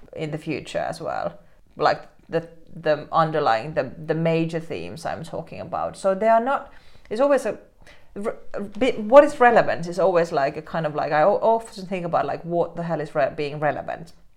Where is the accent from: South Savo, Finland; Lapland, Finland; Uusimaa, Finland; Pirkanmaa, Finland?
Uusimaa, Finland; Helsinki; I grew up in Helsinki